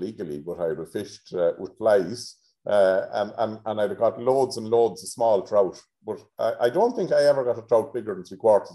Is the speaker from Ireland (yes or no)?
yes; Tubbercurry, County Sligo, Ireland; I grew up in Tubbercurry in Sligo